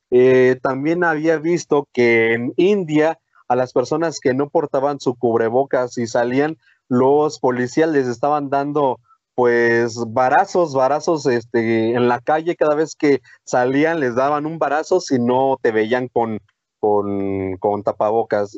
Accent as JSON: {"language": "Spanish", "country": "Mexico", "said": "recordamos lo que somos los mexicanos"}